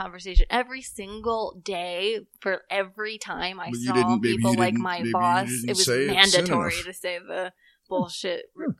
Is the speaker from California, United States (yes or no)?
no; Philadelphia, Pennsylvania, United States; How do you know I'm from Philadelphia?